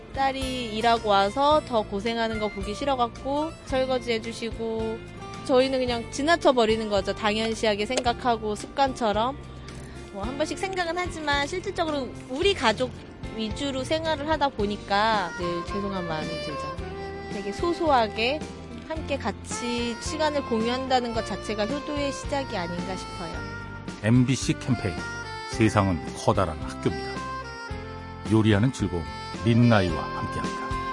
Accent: Chungcheong, South Korea; 충청도에서 온

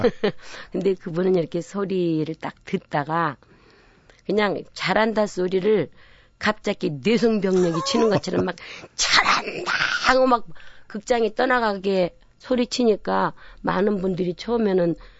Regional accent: Namwon, North Jeolla, South Korea; moved away; 남원군 산동면 제일 그러니까 꼭지점 마을에서 제가 태어난 거예요.

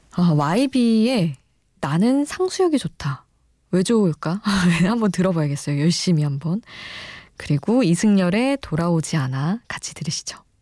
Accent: Daejeon, South Korea; now in Seoul, South Korea; 저도 서울에서 태어나긴 했지만 지낸 시간이 대전에서 지낸 시간이 많아서

